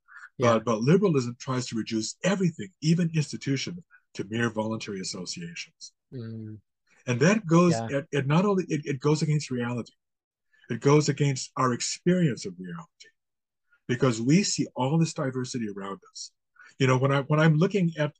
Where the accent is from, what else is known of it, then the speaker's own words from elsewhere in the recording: United States; now in Canada; I was actually born and raised in the United States